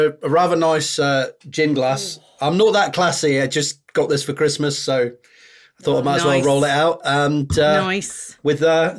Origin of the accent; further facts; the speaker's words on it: Yorkshire and the Humber, United Kingdom; accent: Yorkshire; now in Cambridge, United Kingdom; I'm a Yorkshireman, although I've lost most of the accent from being down in Cambridge.